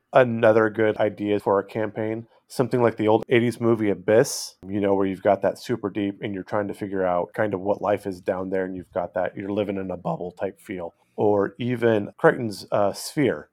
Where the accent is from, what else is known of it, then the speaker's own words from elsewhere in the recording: California, United States; moved away; I grew up in California